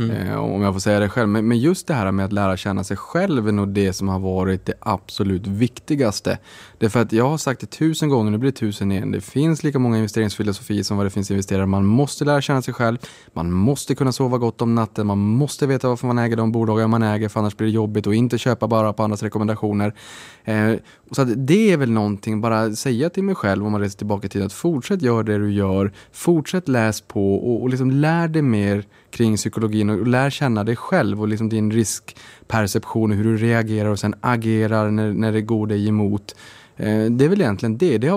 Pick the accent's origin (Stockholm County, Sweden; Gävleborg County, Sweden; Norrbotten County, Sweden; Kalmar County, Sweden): Norrbotten County, Sweden; jag är ju från Norrbotten